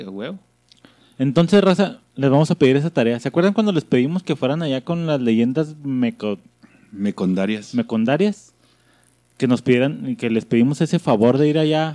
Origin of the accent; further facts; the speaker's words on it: northern Mexico, Mexico; accent: northern; Somos del norte, no tenemos amigos y somos tenemos acento marcado